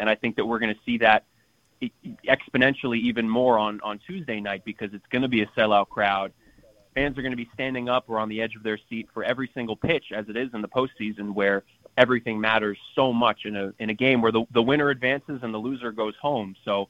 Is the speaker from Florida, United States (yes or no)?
no; New York City, New York, United States; as I was growing up in New York City